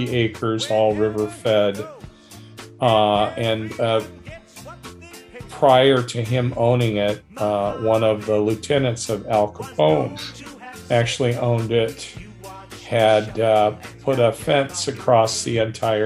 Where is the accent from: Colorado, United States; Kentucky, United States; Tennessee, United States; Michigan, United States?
Michigan, United States; Berrien Springs; also born or lived in St. Joseph, Michigan; I was born in St. Joseph, Michigan. That was the local hospital, but I grew up entirely in Berrien Springs.